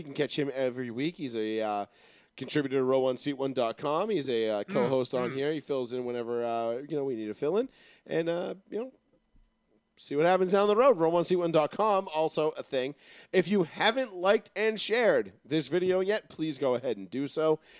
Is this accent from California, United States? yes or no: no; New York City, New York, United States; moved away; I was raised out in Queens.